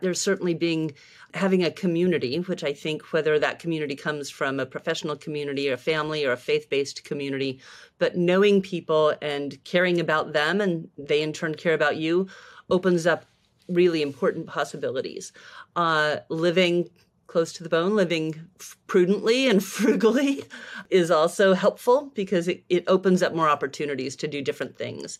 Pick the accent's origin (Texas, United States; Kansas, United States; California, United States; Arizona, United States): Arizona, United States; Tucson; moved away as an adult; also born or lived in San Francisco; I came back to my hometown of Tucson, Arizona